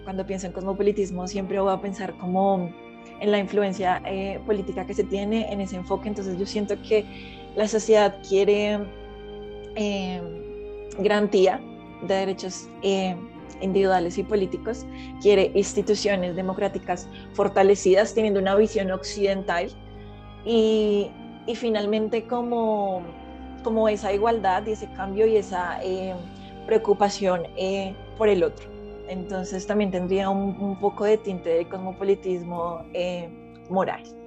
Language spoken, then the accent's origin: Spanish; Colombia; ideas conservadoras que tengo yo como colombiana frente a mis tradiciones, frente a mi historia, frente a mi patria